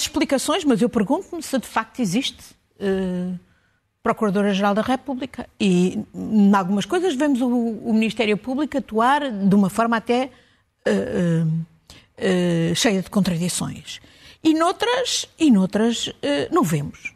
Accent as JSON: {"language": "Portuguese", "country": "Portugal", "said": "para nós, como portugueses"}